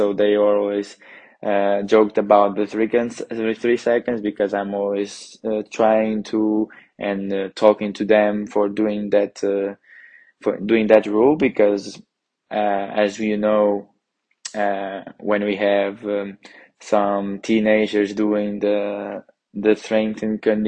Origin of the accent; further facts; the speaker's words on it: Porto, Norte, Portugal; moved away as an adult; now in Trento, Italy; I'm coming from Porto, Portugal